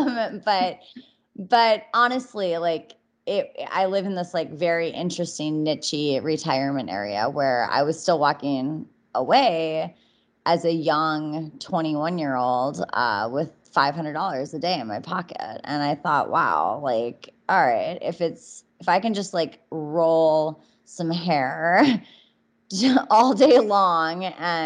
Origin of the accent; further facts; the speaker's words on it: Minneapolis, Minnesota, United States; I'm originally from Minneapolis, Minnesota.